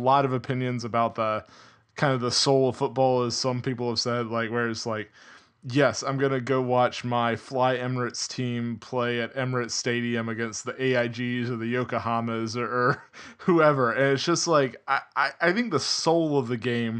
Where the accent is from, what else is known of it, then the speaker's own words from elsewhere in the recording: United States; also born or lived in Atlanta, Georgia; as an American